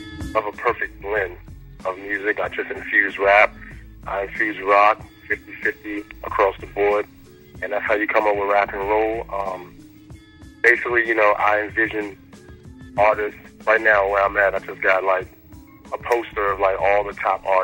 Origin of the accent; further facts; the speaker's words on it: Virginia, United States; also born or lived in Washington, D.C. / Maryland; now in Atlanta, United States; I'm from Virginia, but I'm like everywhere throughout DC, Maryland, Virginia